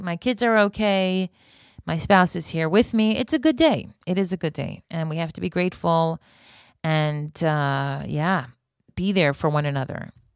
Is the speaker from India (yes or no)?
no; Florida, United States; now in Israel; I grew up in Florida.